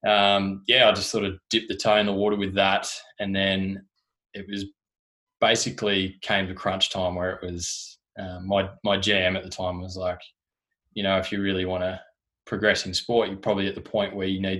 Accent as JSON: {"language": "English", "region": "Tasmania", "country": "Australia", "also_born_or_lived": "Gold Coast", "moved": "as an adult", "lives_now": "Melbourne, Australia"}